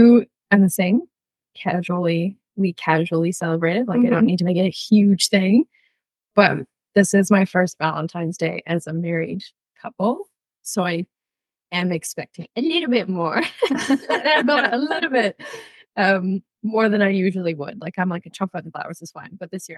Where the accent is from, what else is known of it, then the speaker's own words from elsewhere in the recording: Canada; now in New Zealand; I grew up in Canada